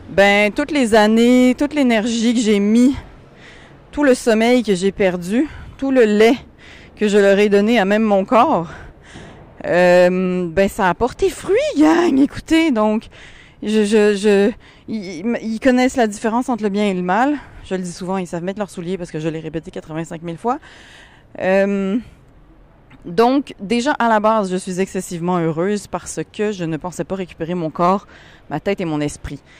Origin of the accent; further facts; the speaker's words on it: Paris, Île-de-France, France; je suis moitié française, donc j'ai habité à Paris quand j'étais petite.